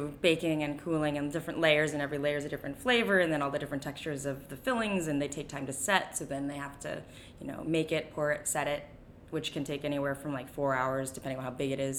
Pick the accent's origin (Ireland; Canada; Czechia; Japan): Japan; born there; Well, I was born in Japan and was very heavily influenced by Japanese food and flavors and textures